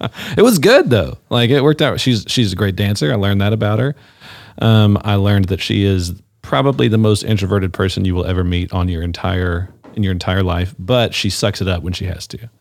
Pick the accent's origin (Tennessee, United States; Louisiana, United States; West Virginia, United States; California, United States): Louisiana, United States; North; I'm from North Louisiana